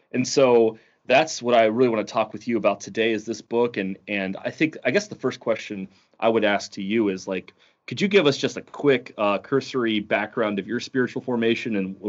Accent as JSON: {"language": "English", "region": "Ohio", "country": "United States", "said": "And I'm coming from Ohio, where, you know, the biggest mountain is probably some like pothole in the road that he's paved over."}